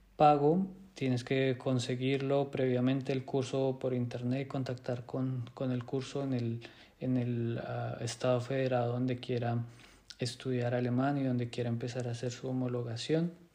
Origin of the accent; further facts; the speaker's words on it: Colombia; moved away as an adult; now in Germany; soy médico colombiano